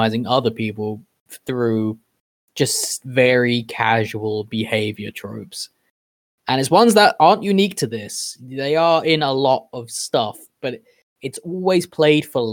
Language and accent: English; United Kingdom; me being my British self